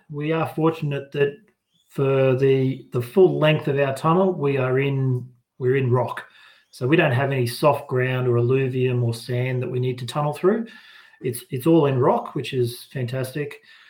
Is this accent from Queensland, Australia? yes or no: yes; Brisbane, Queensland, Australia; moved away as an adult; also born or lived in Dublin / Birmingham; that's led me back home to Brisbane to deliver a tunnel in my hometown, which is a fantastic opportunity.